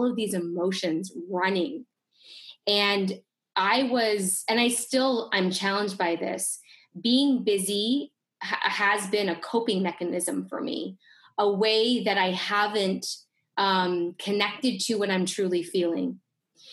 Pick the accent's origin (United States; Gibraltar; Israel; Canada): Canada; I grew up in Canada